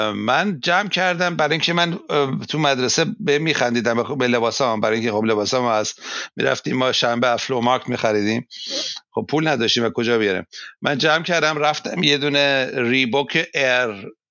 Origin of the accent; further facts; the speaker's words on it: Iran; now in Germany; من ایرانی هستم